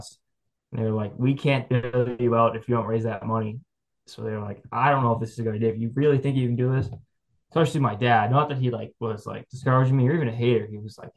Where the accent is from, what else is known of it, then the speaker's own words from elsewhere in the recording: Braintree, Massachusetts, United States; also born or lived in Amherst, Massachusetts; I'm from Braintree, Massachusetts, south of Boston